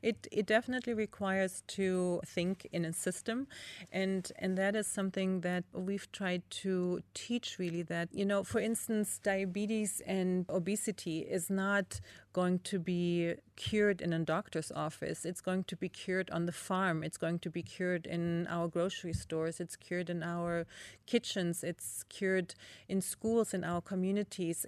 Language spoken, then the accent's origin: English; East Germany, Germany; growing up in East Germany, again, with limited resources, my parents grew a lot of food